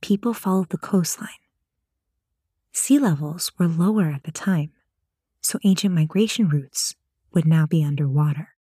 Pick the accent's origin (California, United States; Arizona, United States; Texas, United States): California, United States; San Diego; my hometown of San Diego, California